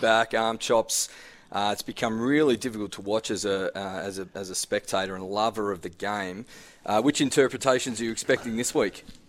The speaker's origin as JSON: {"language": "English", "town": "Glenorchy", "region": "Tasmania", "country": "Australia", "tie": "born or raised there", "said": "I'm a public school boy, Claremont, played footy, Glenorchy um, that that type of banter I was brought up on."}